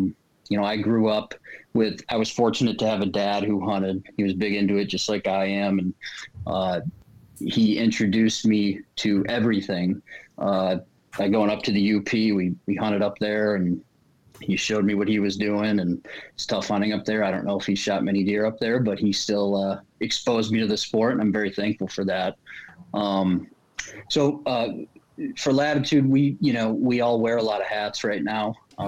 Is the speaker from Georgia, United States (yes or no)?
no; Grand Rapids, Michigan, United States; I'm from Grand Rapids, Michigan, originally.